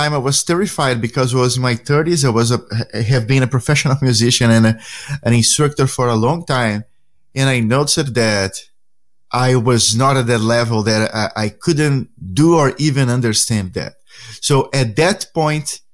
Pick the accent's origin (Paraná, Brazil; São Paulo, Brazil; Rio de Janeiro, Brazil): São Paulo, Brazil; Santos; English is a second language; moved away; Ponta da Praia is the neighborhood where I grown up as a kid.